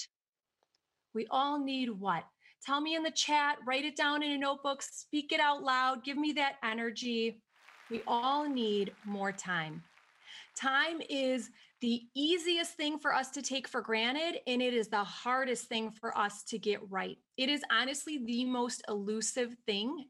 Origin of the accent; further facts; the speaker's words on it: Wisconsin, United States; if you can't already tell by the way that I talk, I'm from Wisconsin